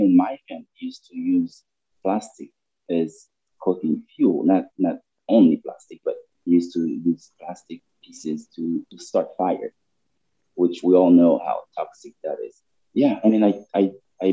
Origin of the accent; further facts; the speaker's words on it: Cap-Haïtien, Nord, Haiti; moved away; I grew up in Cap Haitian